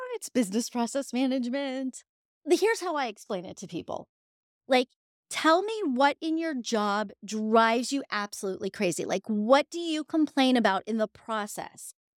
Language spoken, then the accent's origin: English; Edinboro, Pennsylvania, United States; moved away as an adult; also born or lived in Colorado; now in Pittsburgh, United States; I am a Yinzer